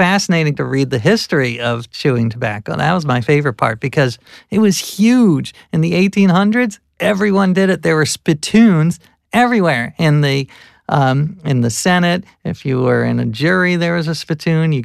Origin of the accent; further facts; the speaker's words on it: the North, Northern United States, United States; as a Northerner